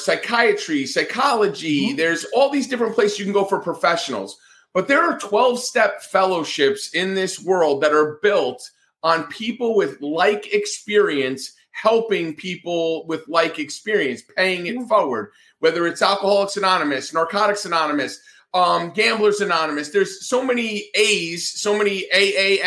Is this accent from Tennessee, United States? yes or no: no; New Jersey, United States; moved away; also born or lived in Atlanta, Georgia; I'm from New Jersey. I talk with my hands. I'm Italian